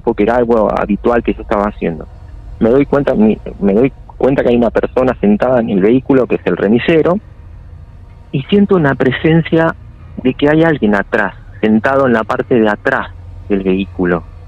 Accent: Florencio Varela, Buenos Aires Province, Argentina; yo soy de Buenos Aires

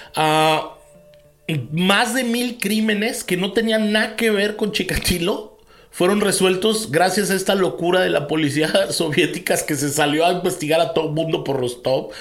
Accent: Mexico

